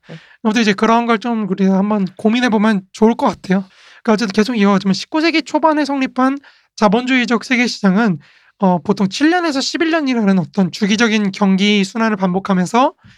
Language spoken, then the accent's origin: Korean; South Korea; 우리 한국인이잖아요.